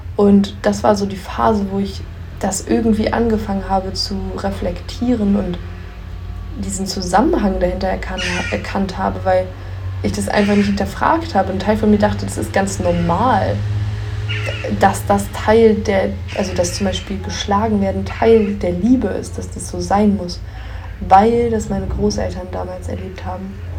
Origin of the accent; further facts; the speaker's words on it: Göttingen, Lower Saxony, Germany; hatte dann ja kurz eine Wohnung in Göttingen, meiner Heimatstadt